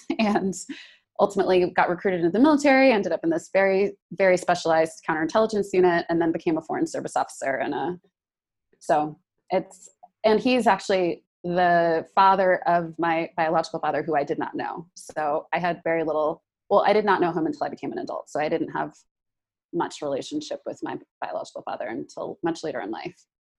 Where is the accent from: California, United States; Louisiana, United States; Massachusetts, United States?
California, United States; San Francisco; now in Detroit, United States; I grew up in San Francisco and in a wonderful family.